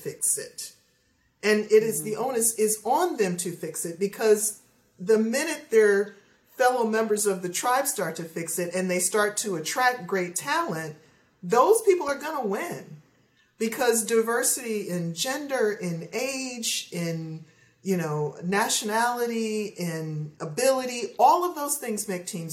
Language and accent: English; Ohio, United States; I grew up in Ohio